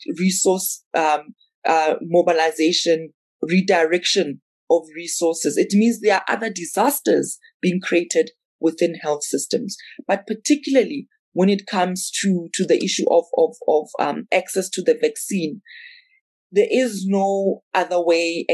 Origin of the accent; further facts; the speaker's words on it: South Africa; I'm South African